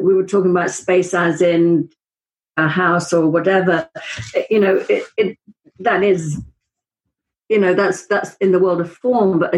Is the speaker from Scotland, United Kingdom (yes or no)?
no; Wales, United Kingdom; I'm from Wales.